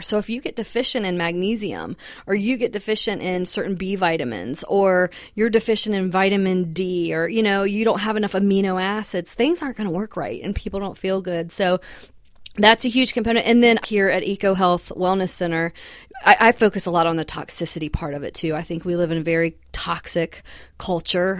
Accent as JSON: {"language": "English", "region": "the South", "country": "United States", "tie": "born or raised there", "also_born_or_lived": "Massachusetts", "said": "I'd always grown up in the South"}